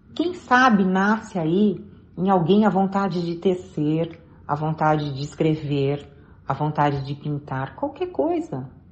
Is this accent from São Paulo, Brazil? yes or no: yes; Jaú, São Paulo, Brazil; moved away; eu sou do interior de São Paulo. Na época, eu morava com os meus pais e meus irmãos em Jaú